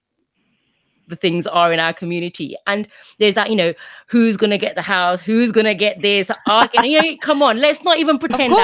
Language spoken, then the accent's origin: English; United Kingdom; I am British